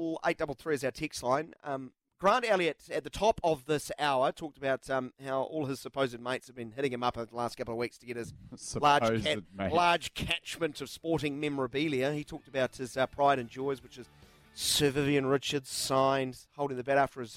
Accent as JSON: {"language": "English", "town": "North Shore", "region": "Auckland", "country": "New Zealand", "tie": "born or raised there", "lives_now": "Wellington, New Zealand", "said": "I grew up on the North Shore. I was a Harbour fan for many, many years. Went through a lot of pain with them, moved to Wellington"}